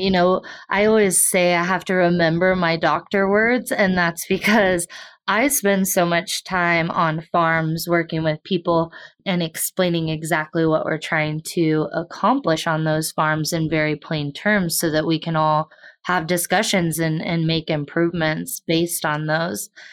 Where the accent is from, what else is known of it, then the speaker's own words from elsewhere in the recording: Southwest Kansas, United States; I have resided in Kansas my entire life. I grew up in Southwest Kansas on a family farm and ranch.